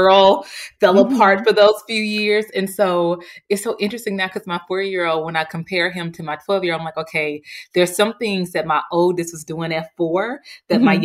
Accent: Jackson, Mississippi, United States; moved away as an adult; I'm homegrown goodness. I'm from Mississippi, from Jackson

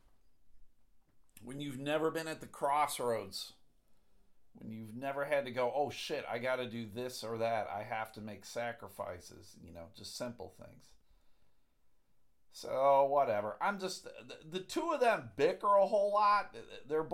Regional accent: Buffalo, New York, United States; I grew up in Buffalo.

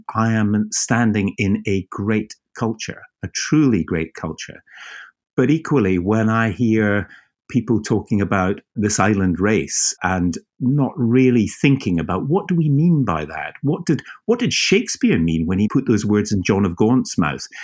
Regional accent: Edinburgh, Scotland, United Kingdom; now in Deal, United Kingdom; I grew up in Edinburgh

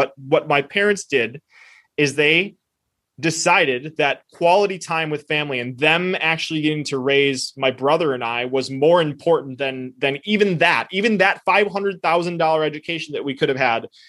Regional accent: United States; first language Spanish; I spoke Spanish before I spoke English, even though I was born in the United States

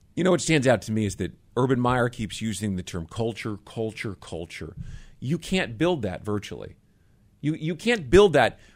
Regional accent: Jacksonville, Florida, United States; I work for the Jaguars, or you know, hey, I'm from Jacksonville

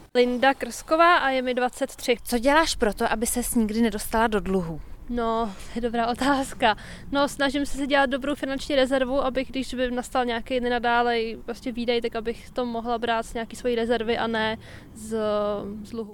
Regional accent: Czechia; my Češi

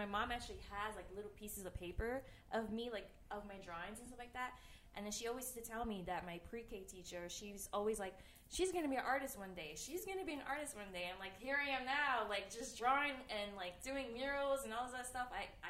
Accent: New York City, New York, United States; I grew up in Bed-Stuy. I was born and raised. I was actually born in Woodhull Hospital.

